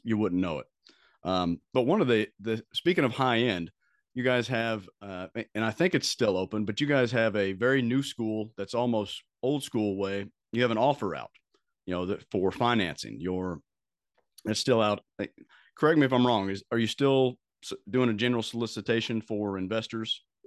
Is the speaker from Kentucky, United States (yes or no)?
yes; Bowling Green, Kentucky, United States; I grew up in Bowling Green, Kentucky